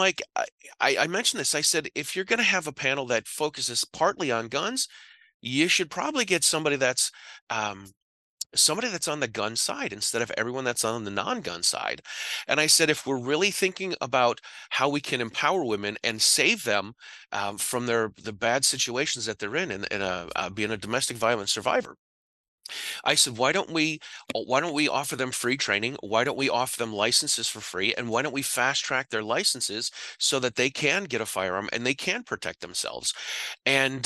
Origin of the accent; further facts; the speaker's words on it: Massachusetts, United States; I'm from Massachusetts